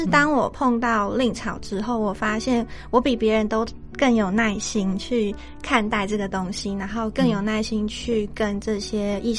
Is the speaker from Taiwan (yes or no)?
yes; Tainan, Taiwan; moved away as an adult; now in Yuanli, Taiwan; 对，我是台南的女孩。